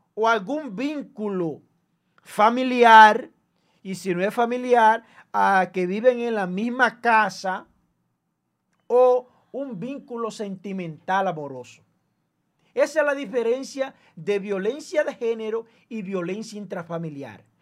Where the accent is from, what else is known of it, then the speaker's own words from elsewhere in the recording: Dominican Republic; nosotros tenemos como dominicanos